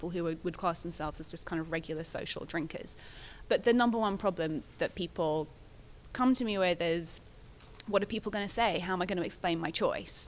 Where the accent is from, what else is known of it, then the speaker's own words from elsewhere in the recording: London, United Kingdom; I'm a Londoner